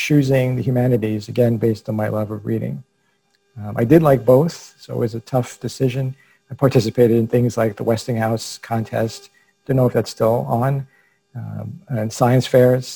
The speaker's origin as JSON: {"language": "English", "town": "New York City", "region": "New York", "country": "United States", "tie": "born or raised there", "said": "I was raised by a single mother who was also an only child, and by grandparents who were immigrants. All of us lived in a small apartment in Brooklyn, New York"}